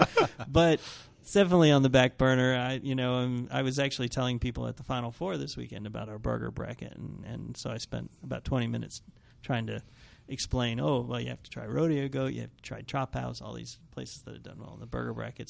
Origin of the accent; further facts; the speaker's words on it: New York, United States; now in Fort Worth, United States; I'm from New York